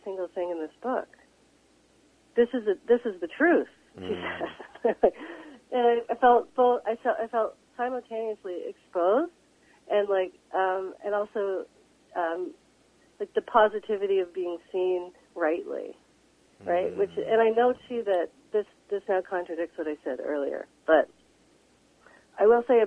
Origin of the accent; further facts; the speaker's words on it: London, Ontario, Canada; moved away; my hometown, which is London, Ontario.